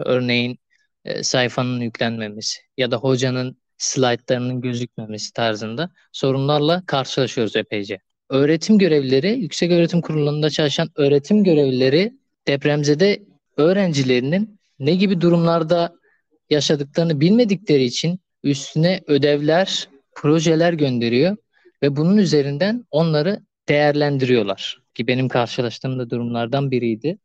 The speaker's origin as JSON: {"language": "Turkish", "region": "Adıyaman", "country": "Turkey", "tie": "born or raised there", "moved": "as an adult", "lives_now": "Adana, Turkey", "said": "memleketim olan Adıyaman'a geçtim"}